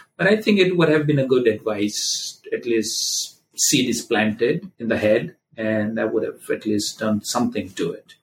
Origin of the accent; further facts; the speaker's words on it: Gujarat, India; now in Cleveland, United States; I'm an Indian guy from Gujarat state.